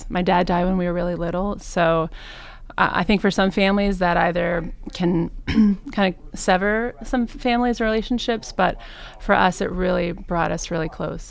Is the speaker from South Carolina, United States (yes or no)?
no; New York City, New York, United States; also born or lived in Cincinnati, Ohio / Reading, Ohio / Cleveland, Ohio; now in Lakewood, United States; I'm from New York City originally.